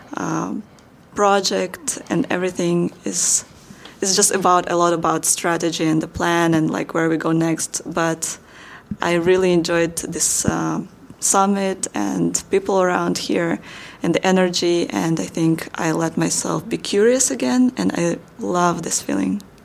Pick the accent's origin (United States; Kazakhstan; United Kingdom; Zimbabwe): Kazakhstan; moved away as an adult; my hometown, my home country